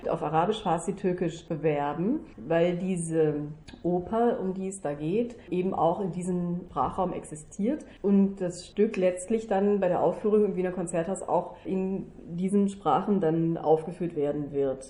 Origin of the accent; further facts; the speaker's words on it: Germany; now in Vienna, Austria; als Deutsche, als äh, Mutter, als als äh, Schauspielerin